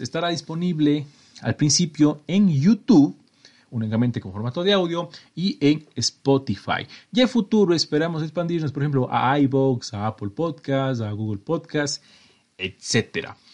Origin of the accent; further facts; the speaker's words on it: Cuenca, Azuay, Ecuador; soy de Ecuador, estoy en la mitad del mundo, de una ciudad hermosísima, patrimonio cultural de la humanidad, y bla bla, llamada Cuenca, que está al sur de mi país